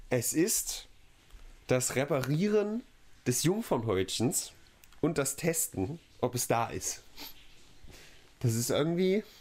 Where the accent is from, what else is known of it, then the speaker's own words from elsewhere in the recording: Germany; Das finden wir als Deutsche besonders schlecht.